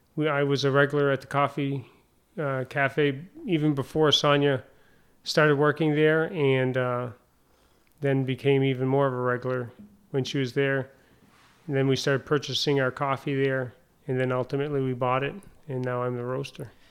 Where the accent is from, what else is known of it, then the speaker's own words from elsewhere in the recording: Derby Line, Vermont, United States; moved away as an adult; also born or lived in San Diego / South Carolina; now in Rouses Point, United States; my hometown, uh, Derby Line, Vermont.